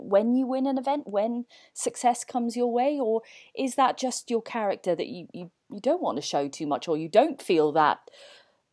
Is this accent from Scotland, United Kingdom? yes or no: no; Welsh, Wales, United Kingdom; I can't speak Welsh, even though I am Welsh